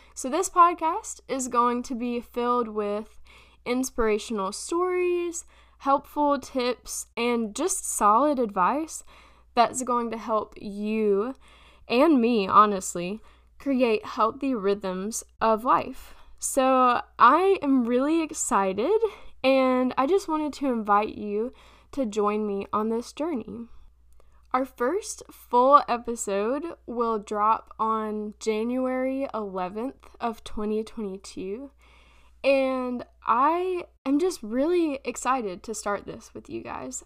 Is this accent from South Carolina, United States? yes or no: yes; Florence, South Carolina, United States; also born or lived in Memphis, Tennessee; I'm from Florence, South Carolina. Um, technically, I was born in Memphis, Tennessee, but we moved here when I was pretty little, so I'm I'm a South Carolinian in my own mind at least.